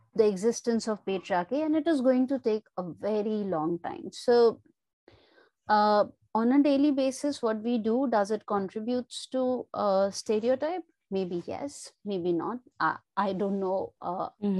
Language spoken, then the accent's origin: English; India; I come from India